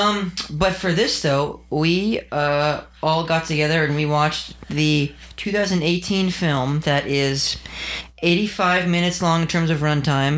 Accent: California, United States; We're all from California

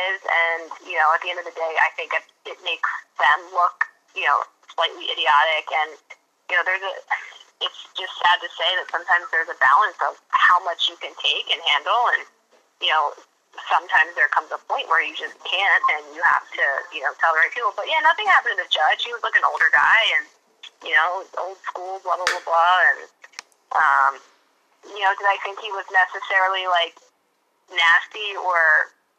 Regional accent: Philadelphia, Pennsylvania, United States; I'm from Philadelphia

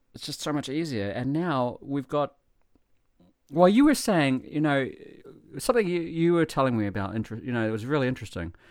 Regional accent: New Zealand; now in Japan; I come from New Zealand

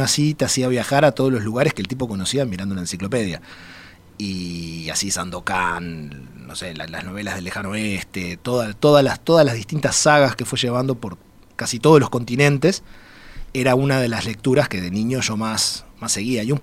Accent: Uruguay; also born or lived in Mexico; Soy, soy el, único mexicano y el más uruguayo de los tres.

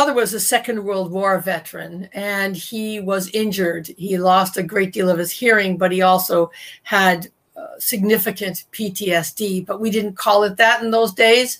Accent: Toronto, Ontario, Canada; I was born in 1960 in Toronto, where I still live

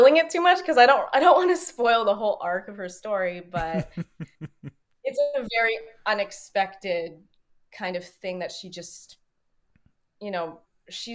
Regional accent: Canada; as a Canadian being in L.A.

